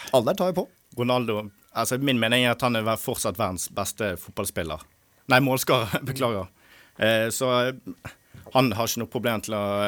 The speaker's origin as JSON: {"language": "Norwegian", "town": "Bergen", "region": "Vestland", "country": "Norway", "said": "Jeg er fra Bergen"}